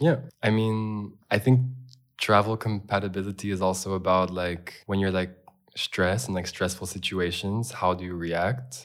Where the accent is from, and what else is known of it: California, United States; born or raised there; also born or lived in Los Angeles, California; now in Berlin, Germany